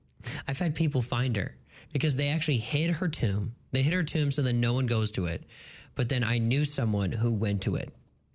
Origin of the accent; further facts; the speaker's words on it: Westfield, New Jersey, United States; Westfield, New Jersey. She's buried in my hometown.